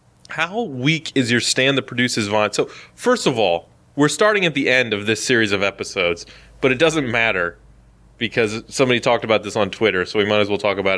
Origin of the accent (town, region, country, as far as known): United States